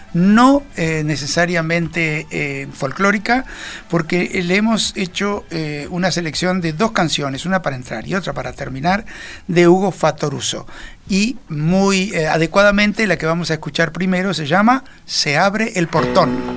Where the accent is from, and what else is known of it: Uruguay